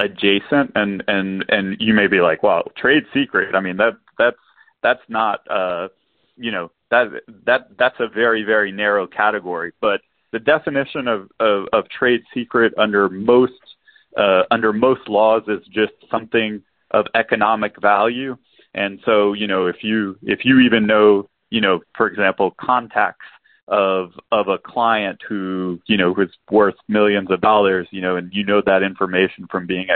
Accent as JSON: {"language": "English", "town": "New Iberia", "region": "Louisiana", "country": "United States", "tie": "born or raised there", "moved": "as an adult", "lives_now": "Houston, United States", "said": "I grew up in Southwest Louisiana. I call myself an Iranian Cajun"}